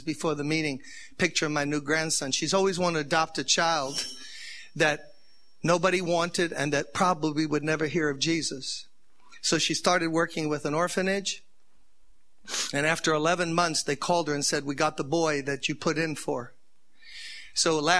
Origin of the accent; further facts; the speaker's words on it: New York, United States; I'm from New York